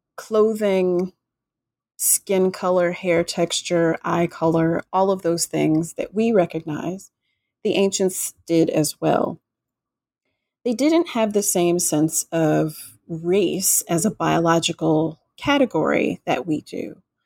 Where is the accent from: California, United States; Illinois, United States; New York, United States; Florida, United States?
Florida, United States; Florida Gulf Coast, United States; I grew up in Florida on the Gulf Coast